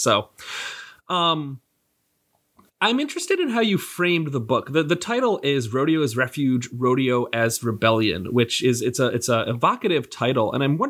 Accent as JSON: {"language": "English", "town": "Rochester", "region": "New York", "country": "United States", "said": "I'm from the Northeast, from Rochester, New York originally."}